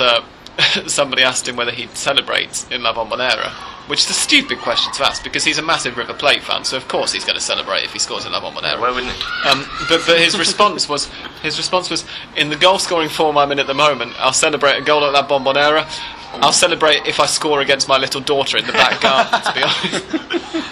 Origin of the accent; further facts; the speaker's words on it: England, United Kingdom; as an Englishman